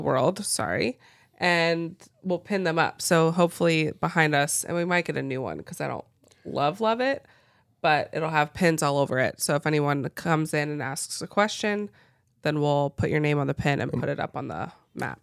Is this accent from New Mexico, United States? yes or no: no; Cincinnati, Ohio, United States; moved away as an adult; grew up in Cincinnati, Ohio, and just a suburb of Cincinnati. Stayed in the same place my whole life